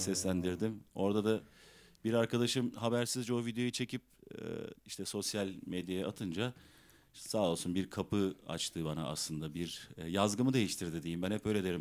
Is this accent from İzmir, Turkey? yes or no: yes; İzmir, Turkey; also born or lived in Tunceli (ancestry); İzmir'de doğdum büyüdüm. Aslen Dersimliyim, Tunceliyim.